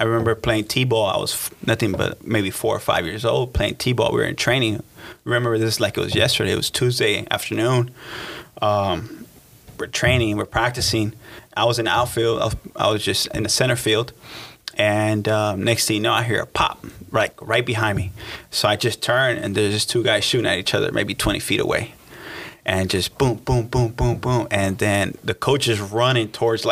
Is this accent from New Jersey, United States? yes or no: no; Los Angeles, California, United States; I grew up in South Central Los Angeles